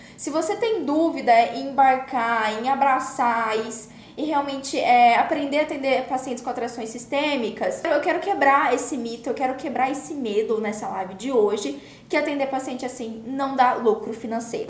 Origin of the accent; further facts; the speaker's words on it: Campo Grande, Mato Grosso do Sul, Brazil; eu sou de Campo Grande